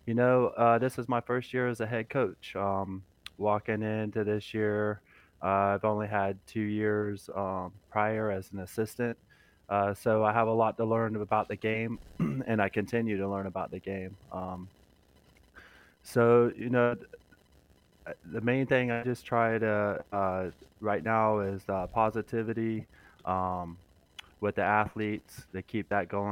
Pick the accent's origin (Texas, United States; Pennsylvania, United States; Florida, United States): Florida, United States; now in South Carolina, United States; I'm originally from Florida.